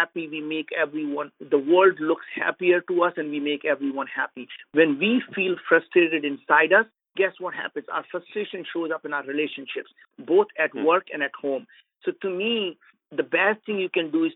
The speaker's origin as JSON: {"language": "English", "country": "India", "said": "As being an Indian"}